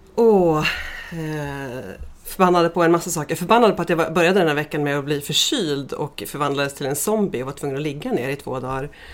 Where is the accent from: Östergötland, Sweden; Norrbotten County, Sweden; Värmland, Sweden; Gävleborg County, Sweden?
Gävleborg County, Sweden; Gästrikland; mina hemtrakter i Gästrikland